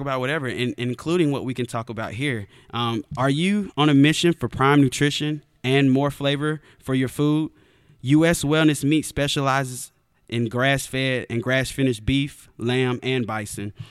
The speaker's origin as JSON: {"language": "English", "region": "the South", "country": "United States", "tie": "born or raised there", "also_born_or_lived": "Arizona", "said": "I grew up in the South"}